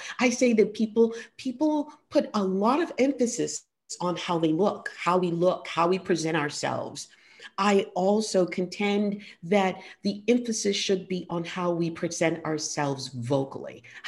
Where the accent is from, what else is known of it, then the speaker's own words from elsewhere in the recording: New York City, New York, United States; I grew up on the Lower East Side